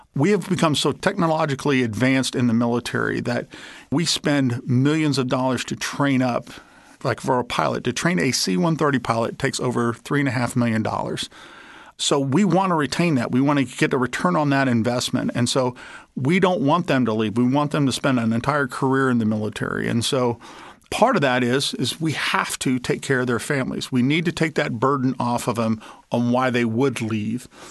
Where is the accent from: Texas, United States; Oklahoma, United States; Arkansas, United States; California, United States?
Arkansas, United States; my home state